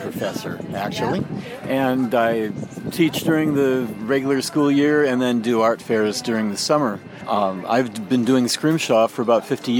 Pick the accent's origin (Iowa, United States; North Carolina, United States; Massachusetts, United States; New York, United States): Iowa, United States; also born or lived in Maine; I grew up in Iowa. I lived for a time as a child on the coast of Maine and still have relatives there. And pretty much moved around the eastern part of the United States and ended up in Iowa where I went to high school and college.